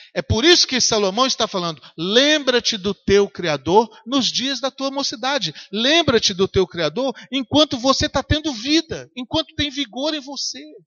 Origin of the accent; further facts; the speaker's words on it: Governador Valadares, Minas Gerais, Brazil; moved away; eu passei na rua onde eu nasci